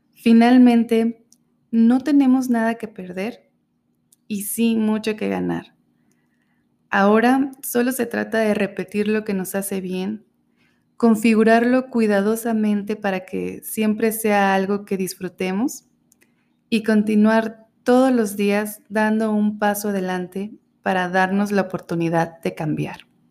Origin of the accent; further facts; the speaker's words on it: Mexico; moved away; Soy mexicana y he tenido la fortuna de vivir en distintos lugares